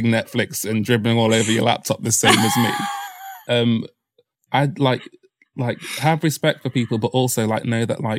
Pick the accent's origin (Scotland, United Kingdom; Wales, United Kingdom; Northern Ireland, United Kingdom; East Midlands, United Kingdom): East Midlands, United Kingdom; Mansfield; moved away as an adult; now in London, United Kingdom; My hometown's Nottinghamshire, a town called Mansfield in Nottinghamshire